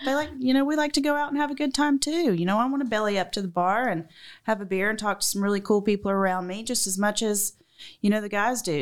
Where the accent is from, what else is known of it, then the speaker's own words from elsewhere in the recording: Macon, Georgia, United States; accent: southern; moved away as an adult; also born or lived in Alabama; So we left Alabama and went to, um, Macon. So I think it was there when I was five, and I was there from five to eighteen